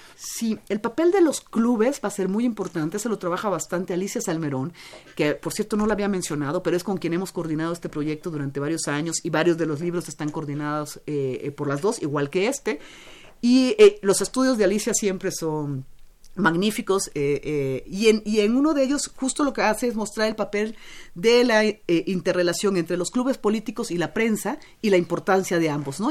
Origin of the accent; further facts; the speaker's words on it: Mexico; todos somos mexicanos